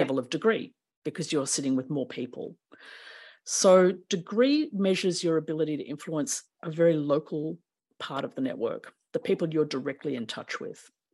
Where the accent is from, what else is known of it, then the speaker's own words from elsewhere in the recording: Melbourne, Victoria, Australia; I was born in Melbourne, Naarm